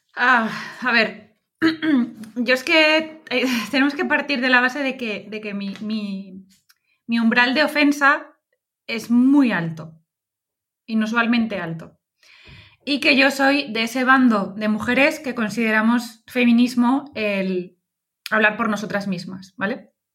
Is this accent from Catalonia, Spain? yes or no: no; Valencian Community, Spain; como buena valenciana